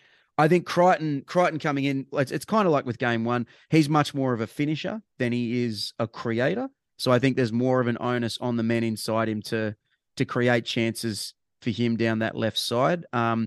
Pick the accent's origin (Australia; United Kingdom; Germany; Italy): Australia; Camden, New South Wales; If you ask me where I'm from, I never say I'm a New South Welshman, right? No, I say I'm from Camden. I'm not from New South Wales. I'm from Camden, you know?